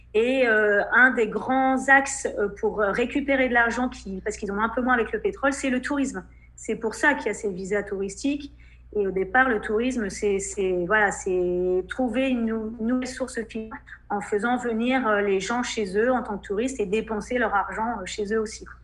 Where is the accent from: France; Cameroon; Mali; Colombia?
France; moved away as an adult; now in Saudi Arabia; on est français